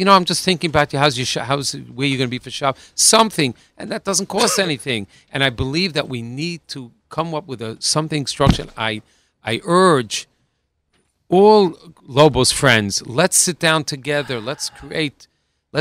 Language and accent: English; New York City, New York, United States; we're New Yorker, and we that's what we're used to.